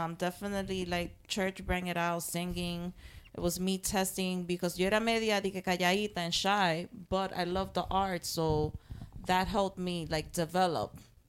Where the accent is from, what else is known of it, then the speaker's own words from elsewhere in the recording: New York City, New York, United States; born and raised in Harlem.